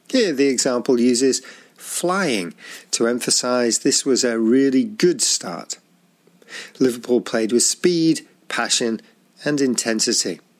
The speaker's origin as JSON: {"language": "English", "town": "Zaragoza", "region": "Aragon", "country": "Spain", "second_language": "English", "said": "I'm from Zaragoza and I'm a Real Zaragoza supporter"}